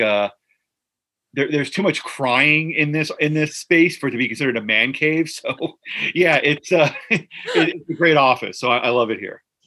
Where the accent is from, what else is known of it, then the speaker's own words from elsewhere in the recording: New Jersey, United States; I grew up in Central Jersey